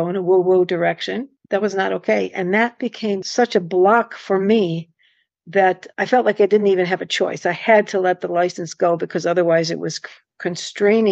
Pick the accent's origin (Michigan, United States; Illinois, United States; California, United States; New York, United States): New York, United States; Buffalo; also born or lived in Texas / Rochester; Then we moved to Buffalo